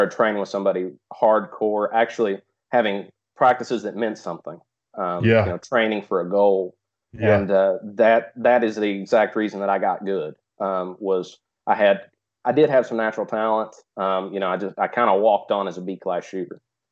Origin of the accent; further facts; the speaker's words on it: East Tennessee, United States; from East Tennessee